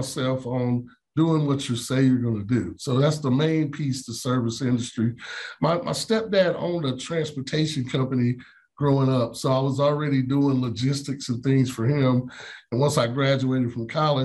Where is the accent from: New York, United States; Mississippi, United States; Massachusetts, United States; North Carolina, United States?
North Carolina, United States; Wilkesboro; also born or lived in Greensboro, North Carolina; now in Charlotte, United States; born and raised in Wilkesboro, North Carolina, small town, about 30 minutes from Boone